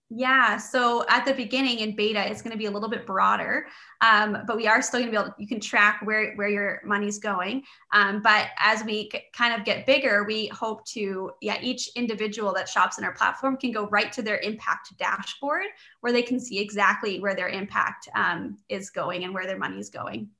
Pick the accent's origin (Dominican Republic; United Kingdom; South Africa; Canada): Canada; I was born and raised in Canada